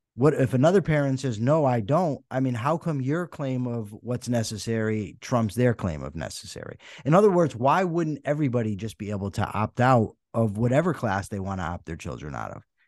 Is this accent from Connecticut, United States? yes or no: yes; Wethersfield, Connecticut, United States; I grew up in Weathersfield, Connecticut